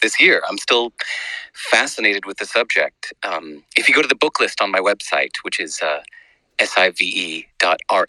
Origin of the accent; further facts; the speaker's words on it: United States; moved away as an adult; also born or lived in New York City, United States / Los Angeles, United States; now in New Zealand; where I grew up in New York City and Los Angeles